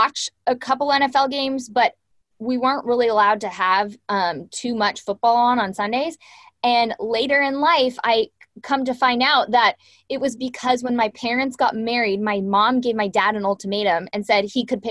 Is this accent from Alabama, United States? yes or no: no; Orange County, California, United States; also born or lived in Oregon; I grew up in Orange County